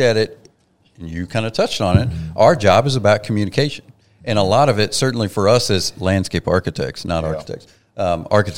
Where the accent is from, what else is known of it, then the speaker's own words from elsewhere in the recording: Oklahoma, United States; I'm from Oklahoma